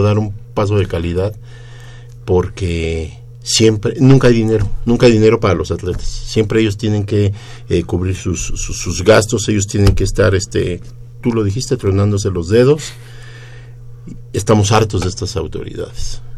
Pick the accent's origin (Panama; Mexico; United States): Mexico; Mexico City